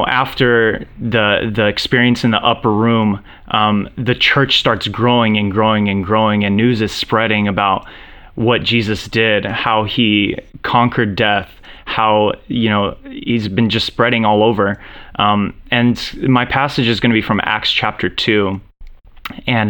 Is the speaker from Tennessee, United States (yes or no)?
no; Orange County, California, United States; I'm Romanian American, born and raised here in Orange County, California, best place on earth